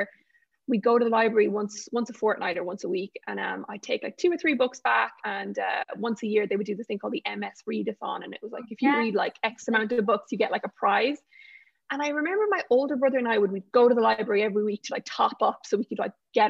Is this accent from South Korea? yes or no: no; Galway, Connacht, Ireland; born or raised there